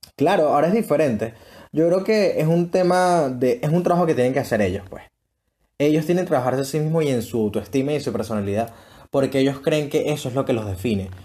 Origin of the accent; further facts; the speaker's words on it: Venezuela; así somos los venezolanos